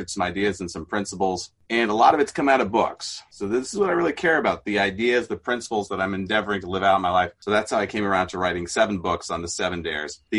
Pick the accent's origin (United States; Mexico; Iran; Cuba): Mexico; as a missionary kid in Mexico, had a very different childhood and upbringing.